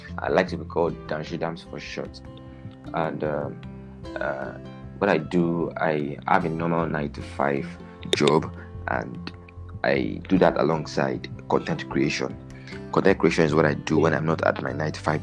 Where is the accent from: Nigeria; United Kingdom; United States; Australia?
Nigeria; I'm Nigerian